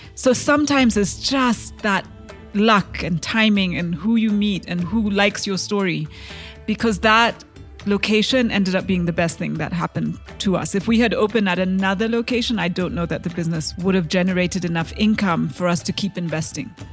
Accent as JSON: {"language": "English", "country": "Kenya", "said": "I am a Kenyan entrepreneur"}